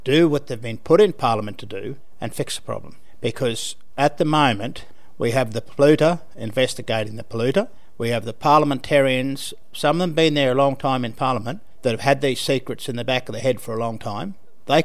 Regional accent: Western Queensland, Australia; I grew up in Western Queensland

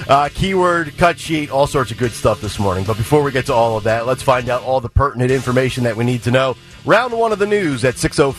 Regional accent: Easton, Pennsylvania, United States; moved away; I was born and raised in Easton. I went to Easton

